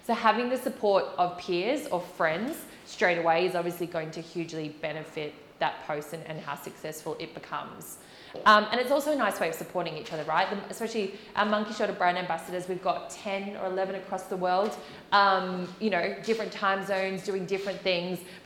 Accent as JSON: {"language": "English", "country": "Australia", "moved": "yes", "said": "I am Australian, and a lot of my family and friends are in Australia"}